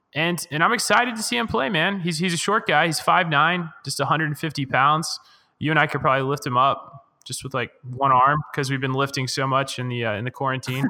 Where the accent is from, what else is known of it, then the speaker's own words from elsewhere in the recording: United States; as an American and as a, as a fan of the men's national team